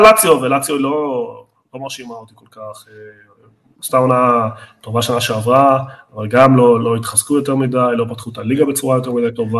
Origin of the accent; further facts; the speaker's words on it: Argentina; בתור ארגנטינאי אני